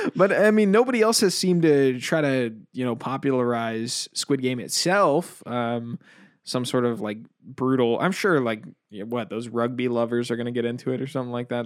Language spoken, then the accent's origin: English; United States; I'm extremely American.